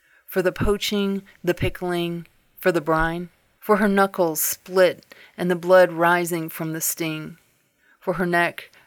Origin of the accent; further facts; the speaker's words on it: Cleveland, Ohio, United States; now in Southern Utah, United States; I'm originally from Cleveland, Ohio, but live in Southern Utah